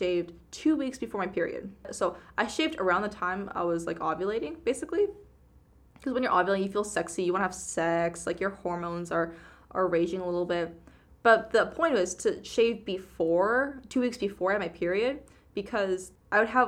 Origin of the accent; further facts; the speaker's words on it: Seattle, Washington, United States; We grew up in Seattle, literally.